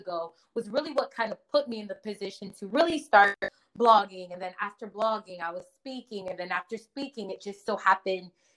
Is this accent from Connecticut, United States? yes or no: yes; Connecticut, United States; also born or lived in Nigeria; now in New Jersey, United States; I was born in Nigeria, raised in Connecticut, but I currently live in New Jersey